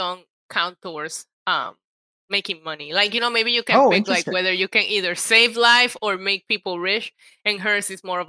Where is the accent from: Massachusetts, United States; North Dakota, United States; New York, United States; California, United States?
New York, United States; as a New Yorker, she lost me at the Central Park horse carriage ride